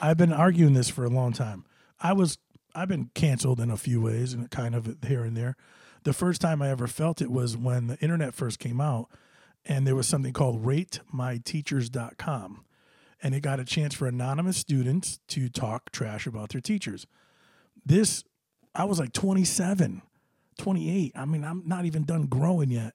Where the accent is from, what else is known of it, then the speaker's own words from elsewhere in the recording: New Britain, Connecticut, United States; New Britain, my hometown